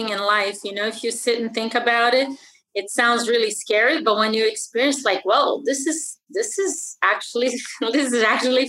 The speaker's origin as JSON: {"language": "English", "country": "Brazil", "tie": "born or raised there", "moved": "yes", "said": "I was born and raised in Brazil"}